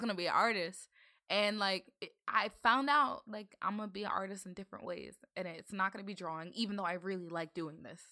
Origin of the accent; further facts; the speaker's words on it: Northern Virginia, United States; growing up in Virginia